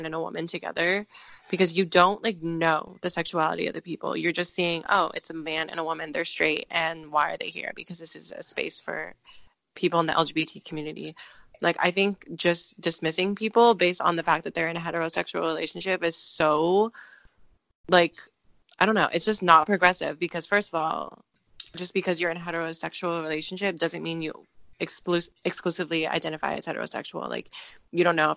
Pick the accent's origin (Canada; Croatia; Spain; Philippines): Philippines; I am Filipino